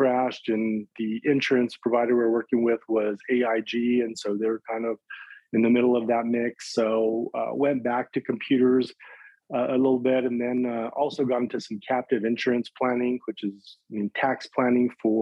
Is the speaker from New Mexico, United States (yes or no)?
yes; Chimayo, New Mexico, United States; also born or lived in Las Cruces, New Mexico; I was born and raised in a small town just north of Santa Fe, New Mexico, in a small town called Chimayo